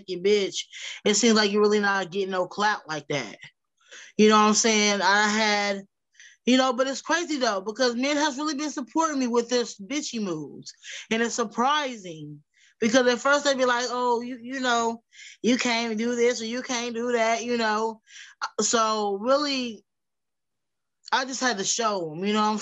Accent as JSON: {"language": "English", "town": "Wichita", "region": "Kansas", "country": "United States", "tie": "born or raised there", "said": "I'm from Wichita, Kansas"}